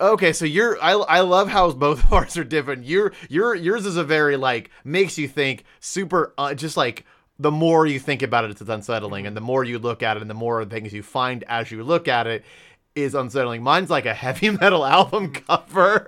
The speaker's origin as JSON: {"language": "English", "region": "Ohio", "country": "United States", "said": "we are from Ohio"}